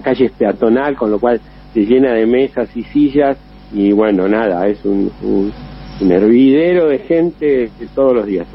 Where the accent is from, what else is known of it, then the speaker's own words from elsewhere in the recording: Chascomús, Buenos Aires Province, Argentina; accent: Argentine; moved away as an adult; now in Rome, Italy; vos sos argentino